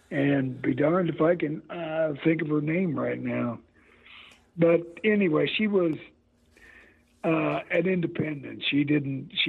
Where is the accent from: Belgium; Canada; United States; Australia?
United States; St. Joseph, Missouri; born and raised in St.